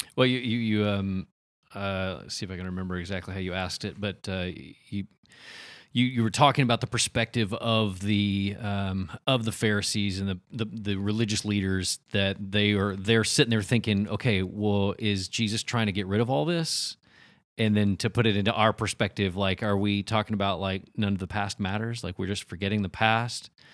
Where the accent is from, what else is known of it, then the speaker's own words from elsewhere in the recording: United States; we grew up in America, right? It's the United States